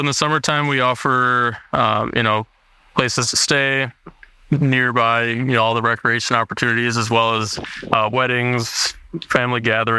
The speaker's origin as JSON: {"language": "English", "town": "Tomahawk", "region": "Wisconsin", "country": "United States", "tie": "born or raised there", "moved": "as an adult", "lives_now": "Ironwood, United States", "said": "coming from Tomahawk, Wisconsin, which was my hometown, about an hour and a half south of there."}